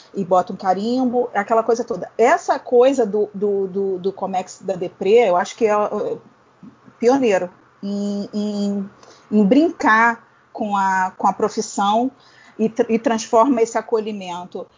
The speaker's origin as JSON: {"language": "Portuguese", "region": "Rio de Janeiro", "country": "Brazil", "said": "Eu sou do Rio"}